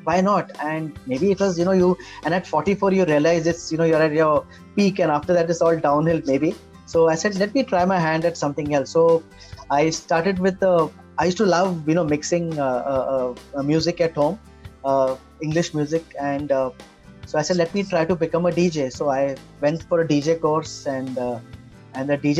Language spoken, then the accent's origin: English; Mumbai, Maharashtra, India; I'm a Bombay boy and I grew up, I was born in Khar, suburb of Khar, and we were there till 1975.